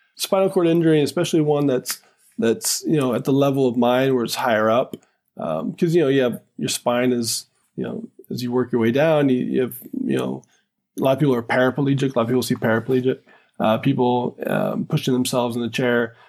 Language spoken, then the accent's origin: English; West Coast, United States; moved away; also born or lived in Philadelphia; growing up on the West Coast in a small town